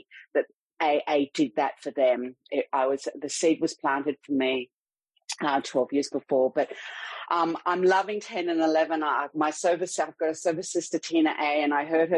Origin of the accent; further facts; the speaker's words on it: Sydney, New South Wales, Australia; in Sydney, Australia, which, if you can't tell from my accent, is where I'm from